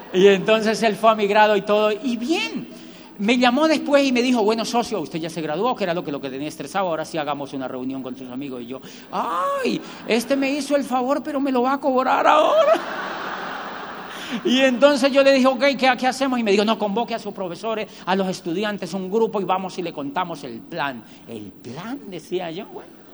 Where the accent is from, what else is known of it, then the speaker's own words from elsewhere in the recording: Colombia; moved away as an adult; also born or lived in Barcelona; yo soy de Colombia